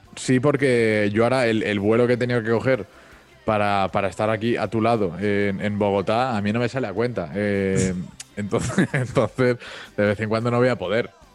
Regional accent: Mallorca, Balearic Islands, Spain; yo soy de Mallorca

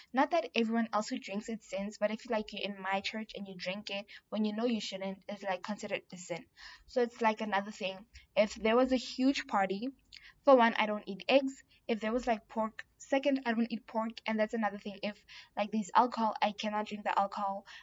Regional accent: South Africa; I'm South African

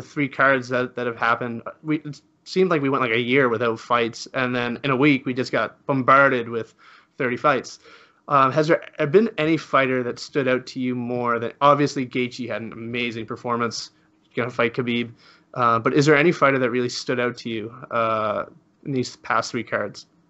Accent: Spain; I'm from Spain

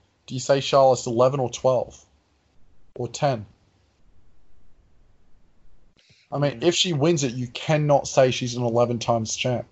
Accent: Australia; I'm Australian and I want to be behind my home country

